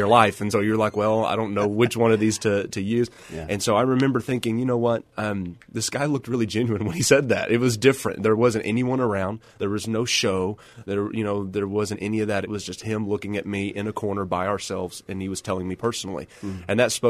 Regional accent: Odessa, Texas, United States; And that's what I grew up doing. The church I grew up in Odessa is in an older part of Odessa on the south side of town

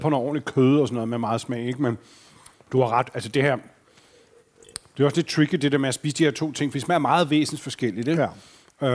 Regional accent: Fredensborg, Capital Region of Denmark, Denmark; Jeg arbejdede på sådan en Texaco-tank, da jeg voksede op i Fredensborg

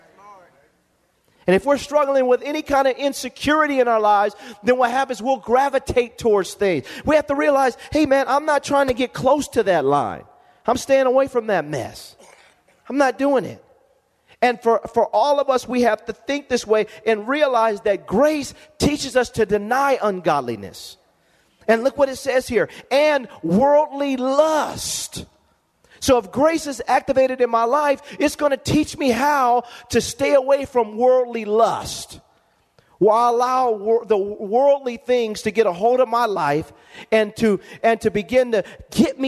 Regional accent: Lompoc, California, United States; moved away; I go back to my hometown

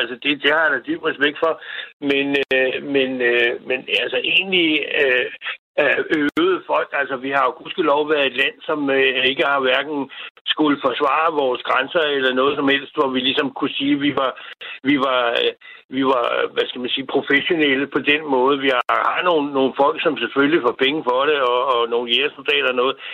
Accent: Denmark; jeg er jo indfødt dansker.

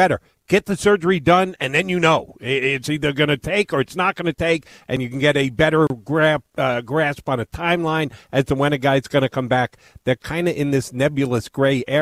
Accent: Yonkers, New York, United States; I grew up in New York City, just outside, first suburb outside Yonkers.

